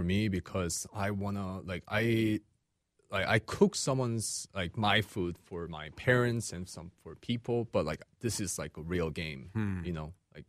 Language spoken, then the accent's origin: English; Seattle, Washington, United States; moved away as an adult; Then I was going to go back to Seattle. I'm from Seattle, Washington.